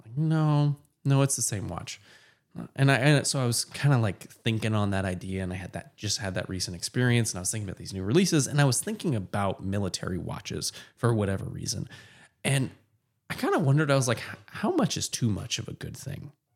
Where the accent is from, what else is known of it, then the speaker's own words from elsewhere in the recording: Portland, Oregon, United States; moved away; also born or lived in Texas; I grew up in Portland and was by default a Mariners fan